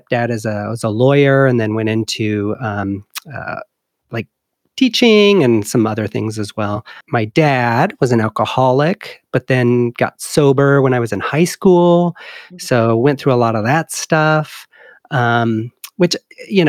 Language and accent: English; Sigourney, Iowa, United States; moved away as an adult; I was born and raised in Iowa, a little town called Sigourney.